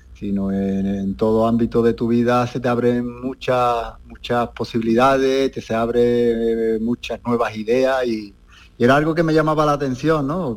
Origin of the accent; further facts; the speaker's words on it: Spain; moved away as an adult; also born or lived in United Arab Emirates; después de tanto tiempo lejos de, mi ciudad, lejos de España, lejos de mi gente